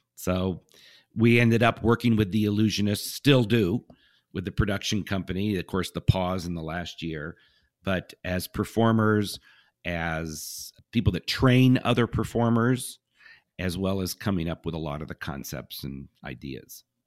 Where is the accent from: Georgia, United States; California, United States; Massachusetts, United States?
California, United States; Southern; I grew up in Southern California